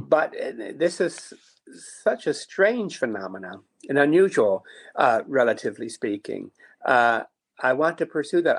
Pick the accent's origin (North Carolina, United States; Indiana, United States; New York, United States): New York, United States; Niagara Falls; I grew up in Niagara Falls, New York